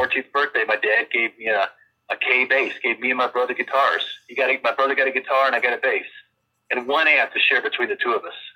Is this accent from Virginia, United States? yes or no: yes; Virginia, United States; moved away as an adult; also born or lived in Los Angeles; now in Nashville, United States; I grew up in Virginia